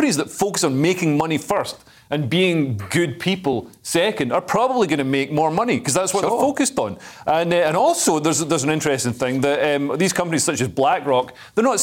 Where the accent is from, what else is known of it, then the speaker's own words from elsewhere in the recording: near Dumfries, Scotland, United Kingdom; now in London, United Kingdom; I'm from Scotland. And they're like, yeah, but where in Scotland? I'm from near Dumfries